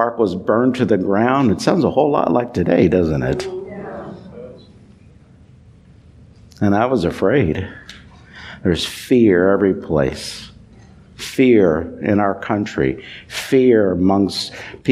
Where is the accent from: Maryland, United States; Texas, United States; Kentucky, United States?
Kentucky, United States; Louisville; I grew up in Louisville, Kentucky.